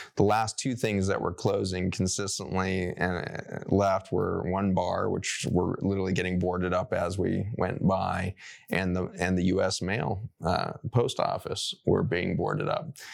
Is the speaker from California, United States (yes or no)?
no; Colorado, United States; When I grew up in Colorado, I grew up going to C U Buff games